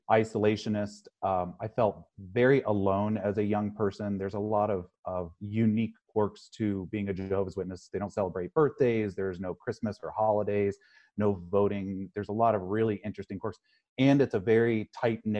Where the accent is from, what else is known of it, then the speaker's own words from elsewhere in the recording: Midwest, United States; I grew up in the Midwest